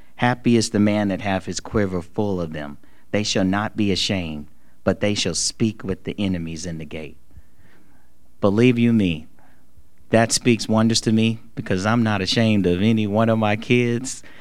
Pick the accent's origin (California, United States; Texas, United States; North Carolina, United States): North Carolina, United States; Charlotte; I'm just a little kid from the hood. Like I'm I'm from West Boulevard right here in Charlotte. Like I and I, you know, I love my neighborhood